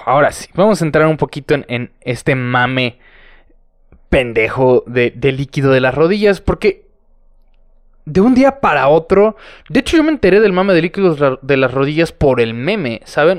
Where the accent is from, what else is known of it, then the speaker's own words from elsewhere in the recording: San Luis Potosí, Mexico; San Luis Potosí, señoras y señores, mi, mi ciudad natal